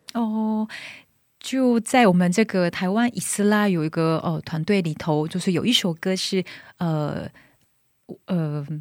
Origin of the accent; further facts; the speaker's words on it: South Korea; Chinese is a second language; moved away as an adult; now in Taiwan; 我是韩国人